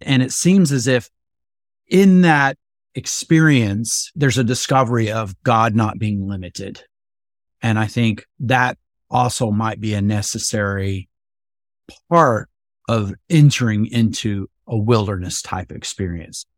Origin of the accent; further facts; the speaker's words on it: West Texas, United States; I grew up in Texas, in West Texas, and it is actually a desert out there